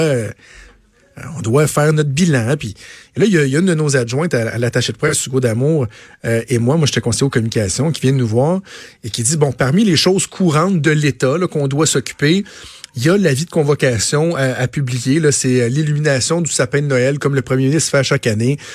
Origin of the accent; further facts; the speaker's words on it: Quebec, Canada; Je suis d'abord avant tout québécois. Je suis canadien aussi. Je suis fier d'être québécois